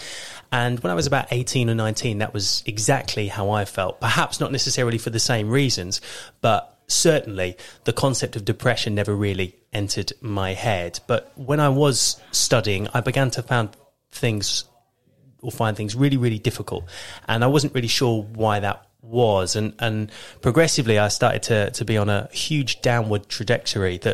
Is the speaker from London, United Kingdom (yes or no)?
no; Thame, South East England, United Kingdom; also born or lived in Kent; I was born in Kent, but my family moved to Oxfordshire when I was 3 years old. And I grew up for the most part in Tame over in Oxfordshire.